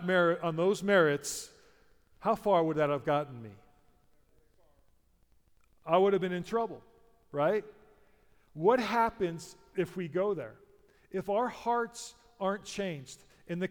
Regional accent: United States; I'm a Christian because I'm an American, that's my heritage

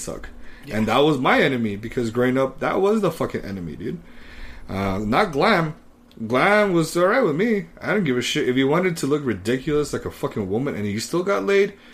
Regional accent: Texas, United States; I'm from Texas

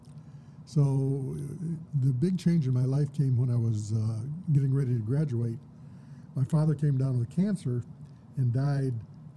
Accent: Flint, Michigan, United States; born and raised in Flint, mm-hmm. born back in 47, and had the good fortune to grow up during the era of the portable transistor radio.

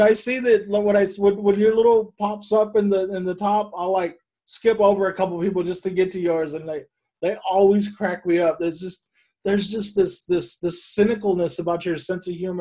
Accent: Bakersfield, California, United States; moved away; I grew up in Bakersfield.

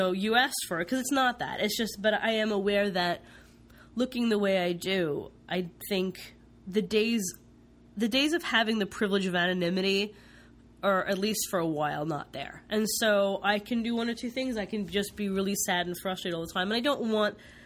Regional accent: East Coast, United States; now in West Coast, United States; I grew up on the East Coast

